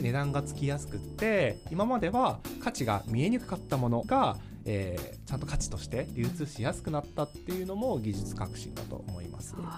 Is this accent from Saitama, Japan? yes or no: no; Hokkaido, Japan; 自分の地元の北海道